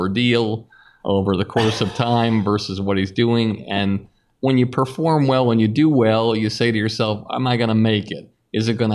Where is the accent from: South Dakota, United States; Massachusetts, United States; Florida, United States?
Massachusetts, United States; Longmeadow; moved away; also born or lived in Boston; I'm a kid from Longmeadow, Massachusetts, hanging out in Boston after college